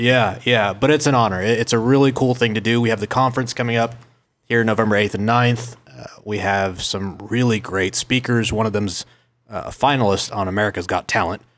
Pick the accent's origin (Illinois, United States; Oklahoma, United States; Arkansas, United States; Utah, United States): Oklahoma, United States; Oklahoma City; I was born and raised in Oklahoma City, tenth and council.